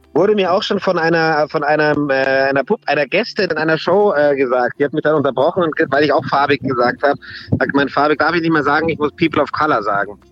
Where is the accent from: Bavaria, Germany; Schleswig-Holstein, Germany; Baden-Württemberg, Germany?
Bavaria, Germany; Munich; wo kommst du her? Dann sage ich München